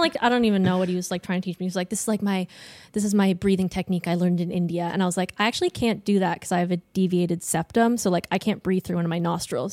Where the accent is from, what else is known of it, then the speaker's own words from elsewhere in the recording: Ontario, Canada; moved away as an adult; I'm from Ontario. I go to school out here